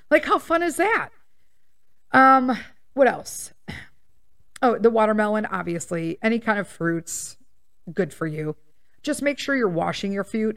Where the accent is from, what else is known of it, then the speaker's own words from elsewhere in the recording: Melrose Park, Illinois, United States; I grew up in Melrose Park